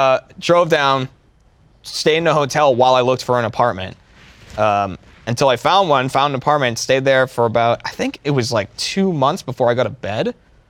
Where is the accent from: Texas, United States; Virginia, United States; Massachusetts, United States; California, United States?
Massachusetts, United States; near Boston; I'm from near Boston.